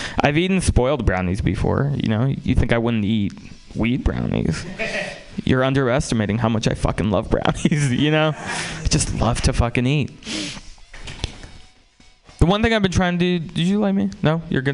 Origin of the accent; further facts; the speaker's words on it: San Francisco, California, United States; also born or lived in Russia; I grew up in San Francisco